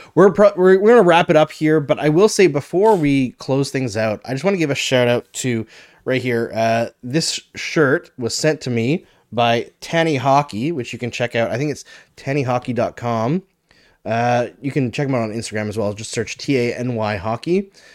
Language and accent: English; Fort McMurray, Alberta, Canada; moved away; I grew up partially in Fort McMurray